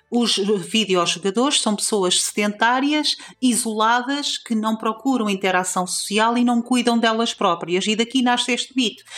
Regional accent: Trás-os-Montes, Norte, Portugal; seja a cultura transmontana, seja o facto de eu ter, ter crescido no bairro onde cresci

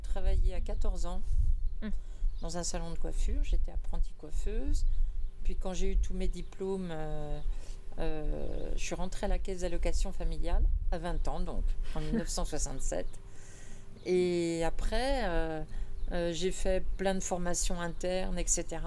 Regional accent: Paris, Île-de-France, France; moved away as an adult; now in Chorey-lès-Beaune, France; je suis née à Paris 12e, dans le faubourg Saint-Antoine. j'ai suis une fille du faubourg

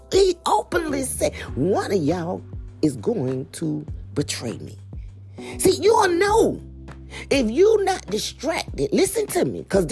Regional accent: Macon, Georgia, United States; moved away; my hometown. They drove all the way to Macktown, which is Macon, Georgia

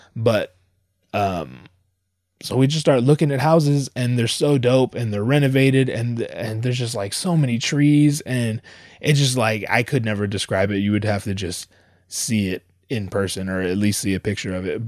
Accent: Southern California, United States; also born or lived in Anaheim; I come from Southern California.

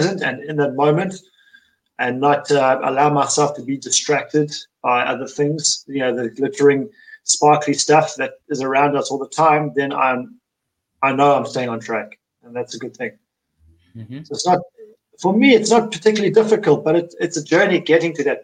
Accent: South Africa; now in Hungary; I'm from South Africa, but living in Hungary.

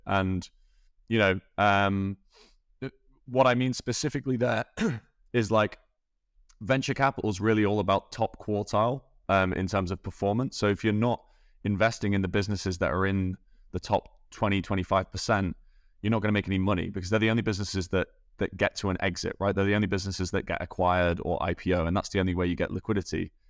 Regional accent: Scunthorpe, Yorkshire and the Humber, United Kingdom; moved away; also born or lived in Dublin; grew up in England, born in a place called Scunthorpe in the north of England.

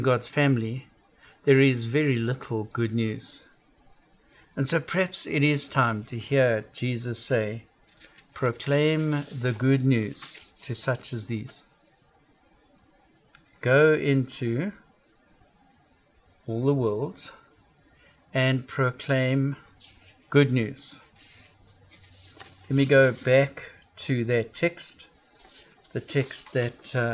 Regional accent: South Africa; now in United States; I come from South Africa.

